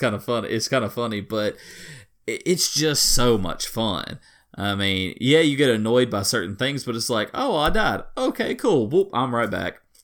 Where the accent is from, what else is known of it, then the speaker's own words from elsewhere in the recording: Deep South, United States; accent: deep Southern; I'm a deep Southerner guy, so you just have to forgive me on my accent.